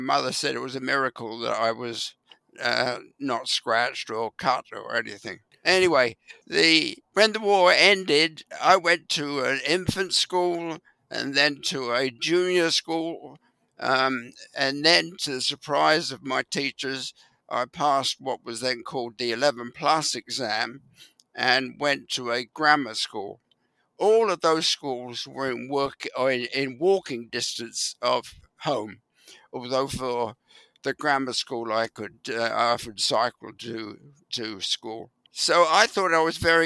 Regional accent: London, United Kingdom; moved away; I grew up in West London

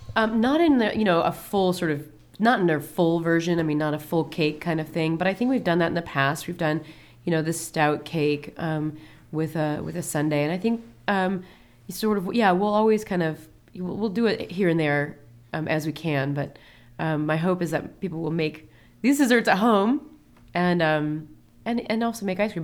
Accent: Peoria, Illinois, United States; moved away; also born or lived in Columbus, Ohio; I'm originally from Peoria, Illinois, which is truly the Midwest.

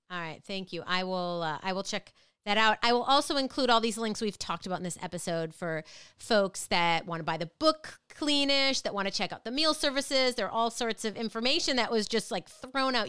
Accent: Minnesota, United States; now in Connecticut, United States; Growing up in Minnesota

